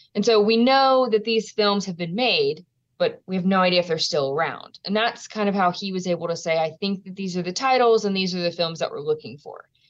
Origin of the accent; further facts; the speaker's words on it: Louisiana, United States; my home state